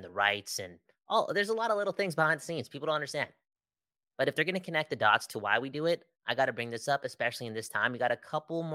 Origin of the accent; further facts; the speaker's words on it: Surrey, British Columbia, Canada; Growing up in Surrey, real Canadian superstore